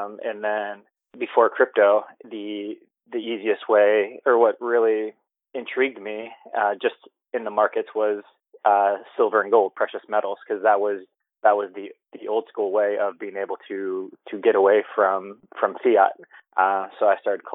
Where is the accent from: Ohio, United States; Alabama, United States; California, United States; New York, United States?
Ohio, United States; now in Los Angeles, United States; I'm from LA. I'm originally from Ohio.